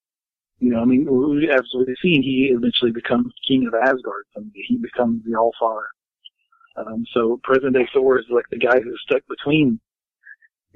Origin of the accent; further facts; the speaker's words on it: the South, United States; I was raised in the South.